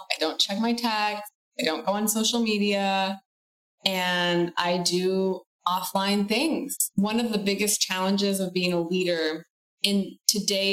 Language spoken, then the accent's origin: English; Michigan, United States; I grew up in Michigan and my family originated from Italy